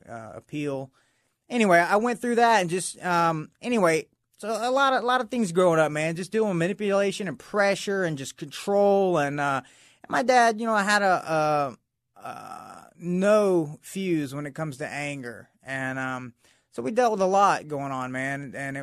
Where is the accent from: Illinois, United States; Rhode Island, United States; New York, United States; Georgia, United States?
Georgia, United States; Atlanta; Yeah, I grew up in near Atlanta, Georgia.